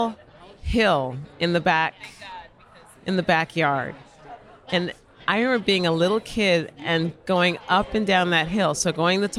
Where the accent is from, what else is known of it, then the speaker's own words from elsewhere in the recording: Cleveland, Ohio, United States; I grew up in Cleveland, Ohio